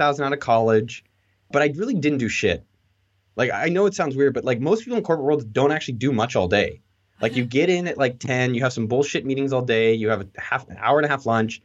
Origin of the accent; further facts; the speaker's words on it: Silicon Valley, California, United States; I grew up in Silicon Valley